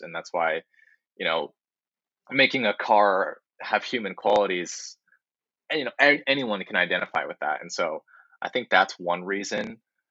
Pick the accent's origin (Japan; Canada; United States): Japan; born there; So Kuma Wave, I was born in Japan along with my brother. We're half Japanese. My mom's Japanese.